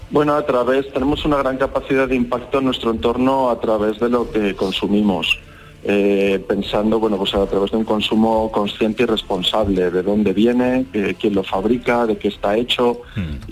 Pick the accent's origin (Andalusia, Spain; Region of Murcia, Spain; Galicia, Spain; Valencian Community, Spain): Andalusia, Spain; Málaga; Málaga, que es mi ciudad natal